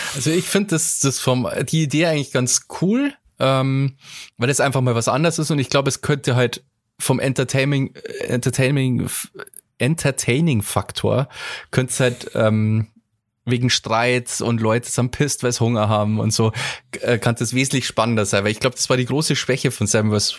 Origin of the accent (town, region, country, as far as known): Bavaria, Germany